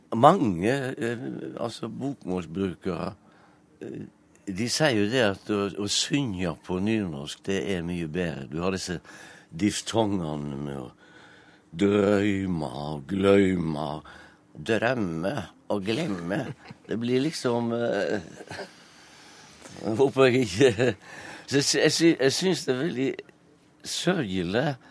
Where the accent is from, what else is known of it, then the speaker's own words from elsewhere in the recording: Strilelandet, Vestland, Norway; accent: striledialekt; first language Norwegian (Strile dialect); jeg snakker jo eh, mitt morsmål, som er en striledialekt.